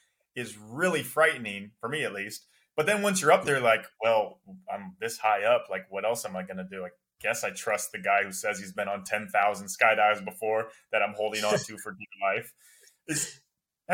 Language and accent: English; Iowa, United States; now in Los Angeles, United States; I grew up in Iowa in the snow